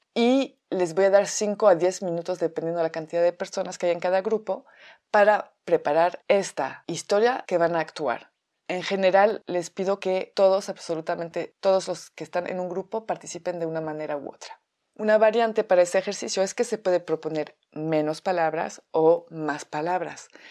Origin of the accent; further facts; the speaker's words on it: France; Spanish is a second language; moved away as an adult; now in Mexico; llevo viviendo en México 14 años, soy francesa